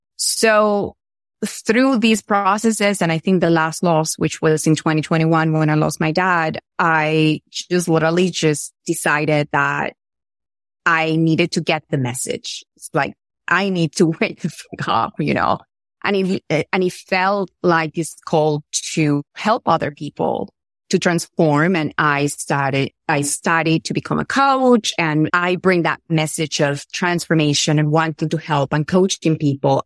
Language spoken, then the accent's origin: English; Venezuela; I'm from Venezuela.